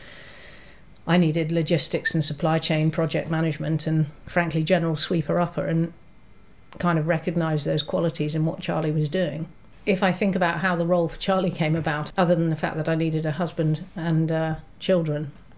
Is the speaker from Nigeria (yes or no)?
no; Hong Kong; also born or lived in Germany / Scotland; So I grew up in Hong Kong, I was born in Germany. Went to school in Scotland, I was the expat brat child.